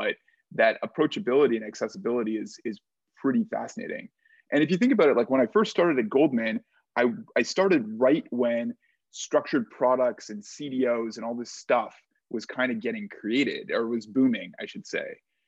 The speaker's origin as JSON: {"language": "English", "country": "Canada", "lives_now": "United States", "said": "I'm Canadian, and there was no jobs."}